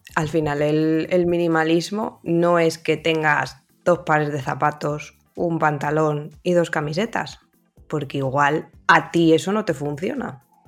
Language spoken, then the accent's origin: Spanish; Valladolid, Castile and León, Spain; yo soy pucelana de corazón y nacimiento